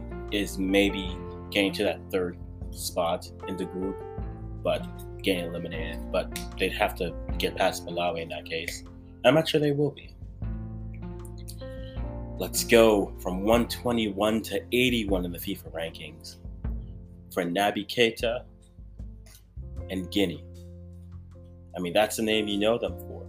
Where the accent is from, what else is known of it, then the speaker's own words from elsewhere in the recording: Ghana; I'm Ghanaian